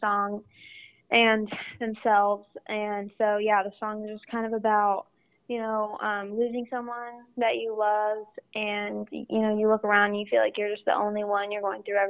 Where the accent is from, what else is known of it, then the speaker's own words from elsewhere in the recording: Phoenix, Arizona, United States; also born or lived in Columbus, Ohio; we moved to Arizona whenever I was super young.